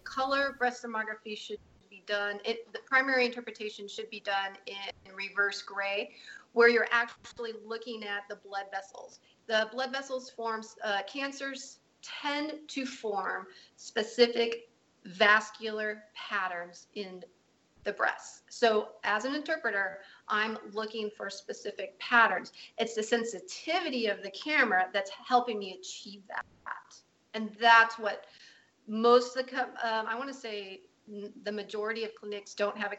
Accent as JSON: {"language": "English", "region": "Alaska", "country": "United States", "tie": "born or raised there", "said": "Here we are from Alaska, the two of us"}